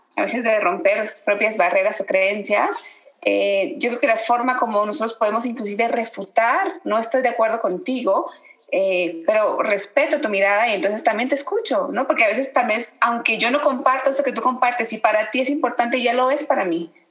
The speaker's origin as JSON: {"language": "Spanish", "country": "Guatemala", "tie": "born or raised there", "also_born_or_lived": "Veracruz, Mexico", "moved": "yes", "said": "nací en Guatemala, orgullosamente guatemalteca, los guatemaltecos nos dicen chapines, pero bueno, también viviendo por más de 18 años en Veracruz"}